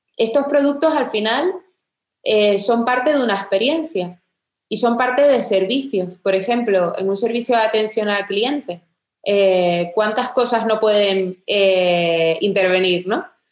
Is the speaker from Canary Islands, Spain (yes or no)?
yes; Tenerife, Canary Islands, Spain; moved away as an adult; also born or lived in England; soy de Tenerife